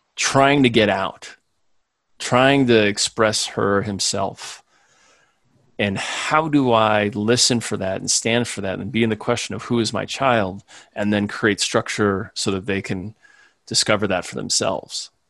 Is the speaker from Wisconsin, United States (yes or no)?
no; Chicago, Illinois, United States; also born or lived in Springfield, Illinois; most of my childhood and school years were in the Chicago suburbs